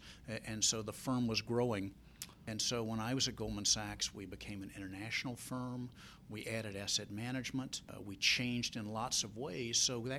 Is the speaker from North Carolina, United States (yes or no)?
yes; Durham, North Carolina, United States; moved away as an adult; also born or lived in Chicago; And so my dad was from Teaneck, New Jersey, but that ended up, Durham ended up being our home. And I grew up in Durham, kind of in the shadow of Duke, and both my parents were Duke alums